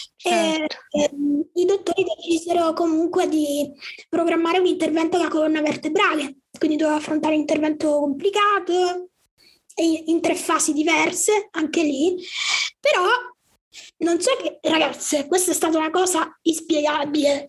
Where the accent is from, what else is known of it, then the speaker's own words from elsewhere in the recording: Palermo, Sicily, Italy; sono di Palermo, quindi sono siciliana